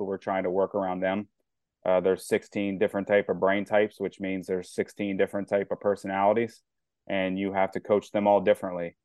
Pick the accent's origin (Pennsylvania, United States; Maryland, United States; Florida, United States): Maryland, United States; New Carrollton; growing up in New Carrollton and stuff, Maryland, I've been a lifelong fan